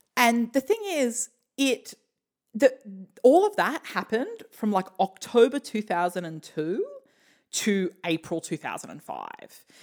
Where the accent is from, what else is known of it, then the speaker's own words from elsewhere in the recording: Australia; we're Australian